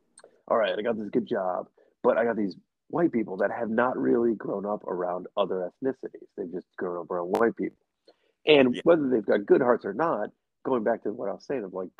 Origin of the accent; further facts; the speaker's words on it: Midwest, United States; now in Pacific Northwest, United States; I come from the Midwest, where everybody waves, everybody's kind